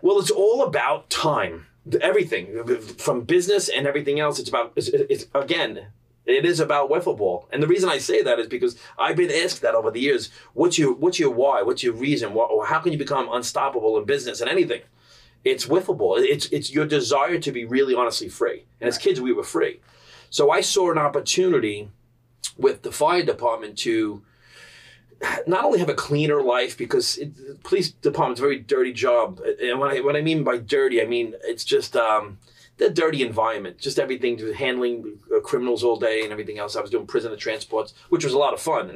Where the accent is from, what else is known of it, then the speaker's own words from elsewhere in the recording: New York City, New York, United States; growing up in Staten Island, it's a culture